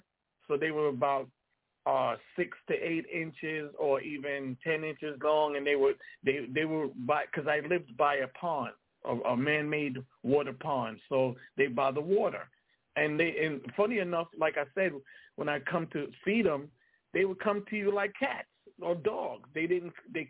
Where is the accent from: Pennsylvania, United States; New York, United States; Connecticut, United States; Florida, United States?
New York, United States; moved away; also born or lived in North Carolina; I'm from New York.